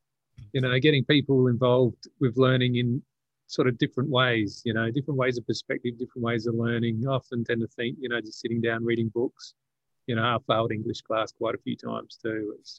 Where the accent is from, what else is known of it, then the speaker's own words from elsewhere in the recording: Maitland, New South Wales, Australia; now in Adelaide, Australia; yeah, I was born in Maitland. Yeah, just was up the road from Cessnock.